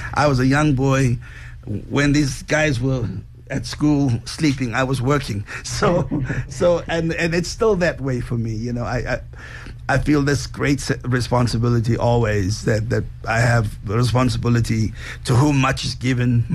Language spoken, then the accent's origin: English; Cape Town, Western Cape, South Africa; moved away as an adult; also born or lived in Johannesburg, South Africa; now in United States; I was born in Cape Town, in Athlone, Belgravia.